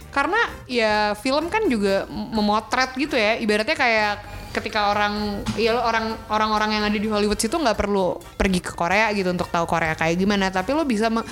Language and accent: Indonesian; Indonesia; kita orang Indonesia